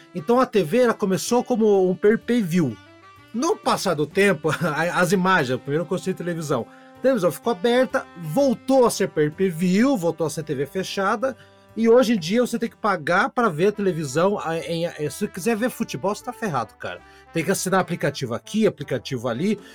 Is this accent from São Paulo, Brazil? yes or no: no; Curitiba, Paraná, Brazil; sou de Curitiba, Piá é o menino